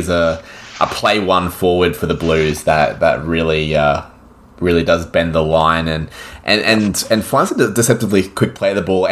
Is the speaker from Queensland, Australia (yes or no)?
yes; Queensland, Australia; not only would it be great to see Queensland win as a Queenslander